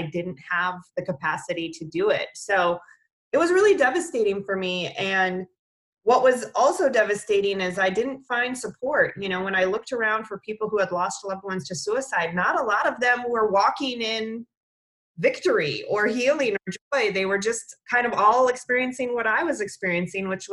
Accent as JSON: {"language": "English", "region": "Minnesota", "country": "United States", "tie": "born or raised there", "said": "I grew up in Minnesota"}